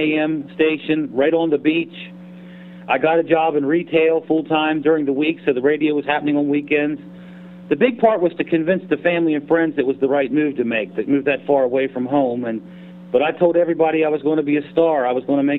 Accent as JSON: {"language": "English", "town": "Hagerstown", "region": "Maryland", "country": "United States", "tie": "born or raised there", "said": "I was born and raised here in Western Maryland, which is Hagerstown, Maryland. I grew up here, went to high school here"}